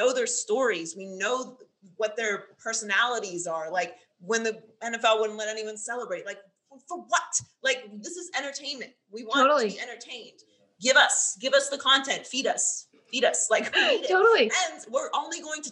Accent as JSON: {"language": "English", "town": "Pittsburgh", "region": "Pennsylvania", "country": "United States", "tie": "born or raised there", "also_born_or_lived": "Miami, Florida", "moved": "yes", "said": "I lived there for 10 years. I went to college there. So it's like my second home, but I grew up in Pittsburgh"}